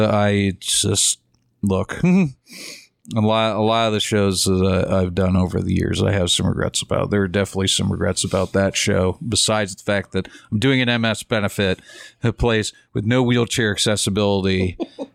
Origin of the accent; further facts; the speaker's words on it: Cleveland, Ohio, United States; also born or lived in Akron, United States; I grew up in Cleveland.